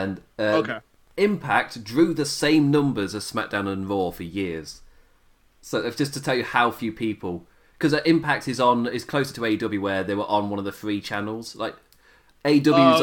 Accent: England, United Kingdom; I'm English

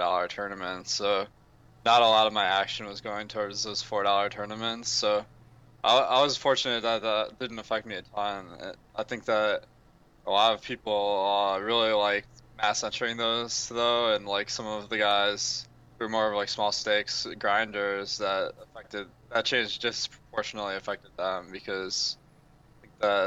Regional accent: Michigan, United States; I'm from Michigan

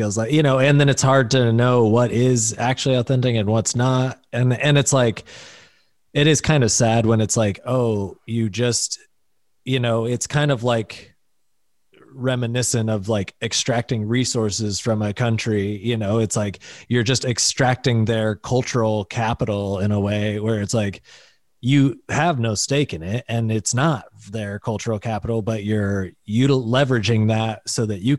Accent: Pennsylvania, United States; Like, no, we got you. We're from Pennsylvania.

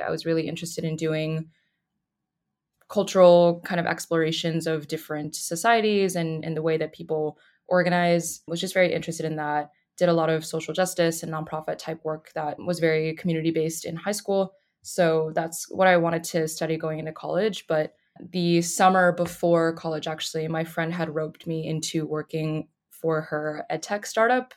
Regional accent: Boulder, Colorado, United States; moved away as an adult; now in Durham, United States; I'm originally from Boulder, Colorado, but in North Carolina to finish school

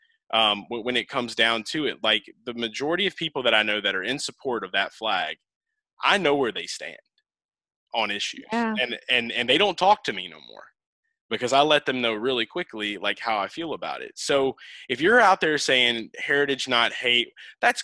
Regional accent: New Orleans, Louisiana, United States; I'm from New Orleans area

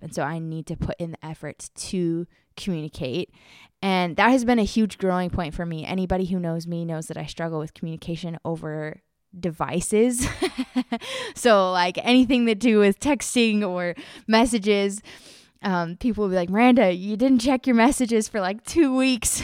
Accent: United States; moved away as an adult; now in Czech Republic; so I'm an American

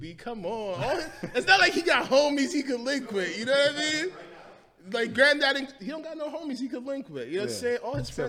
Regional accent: New York City, New York, United States; born or raised there; also born or lived in Guyana

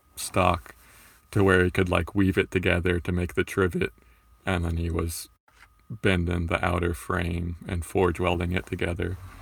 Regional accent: Florida, United States; I grew up in Florida

